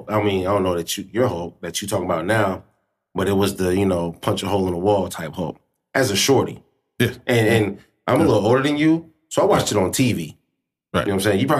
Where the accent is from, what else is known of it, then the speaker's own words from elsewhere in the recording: East St. Louis, Illinois, United States; now in Springfield, United States; I was born in East St. Louis